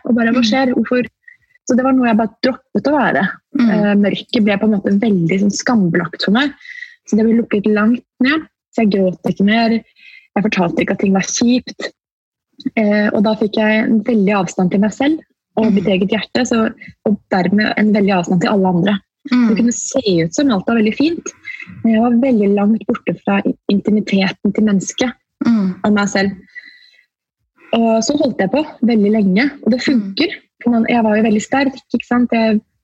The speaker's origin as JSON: {"language": "Norwegian", "region": "Oslo", "country": "Norway", "said": "da var jeg bare hjemme i Oslo"}